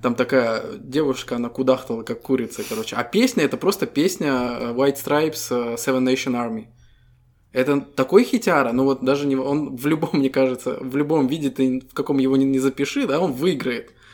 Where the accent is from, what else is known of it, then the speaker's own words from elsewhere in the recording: Estonia; Мы ребята из Эстонии